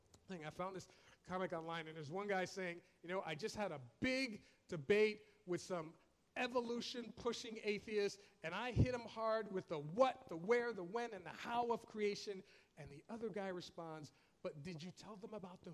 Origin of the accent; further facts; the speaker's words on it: New York, United States; I'm from New York